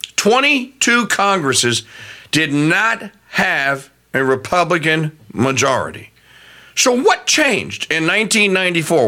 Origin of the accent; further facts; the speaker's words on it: Louisiana, United States; my home state of Louisiana